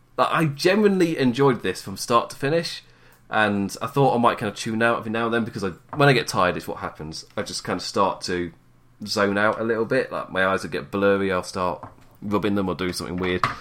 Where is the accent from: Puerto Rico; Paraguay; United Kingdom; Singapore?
United Kingdom; England; I am English